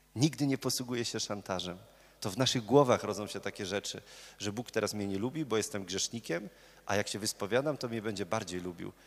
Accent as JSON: {"language": "Polish", "town": "Murowana Goślina", "region": "Greater Poland", "country": "Poland", "moved": "as an adult", "lives_now": "Poznań, Poland", "said": "ja pochodzę z murowanej gośliny"}